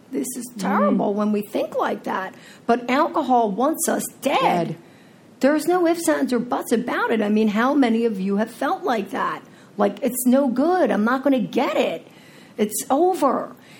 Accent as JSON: {"language": "English", "region": "New Jersey", "country": "United States", "also_born_or_lived": "Philadelphia / Florida", "said": "I'm from Jersey, right? And Philly. Florida, Philly, you know, I got the whole map covered here."}